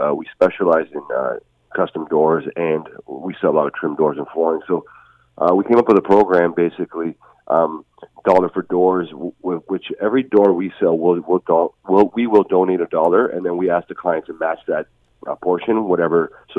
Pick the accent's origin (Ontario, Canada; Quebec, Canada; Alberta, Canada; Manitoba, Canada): Ontario, Canada; Hamilton; I grew up in Hamilton.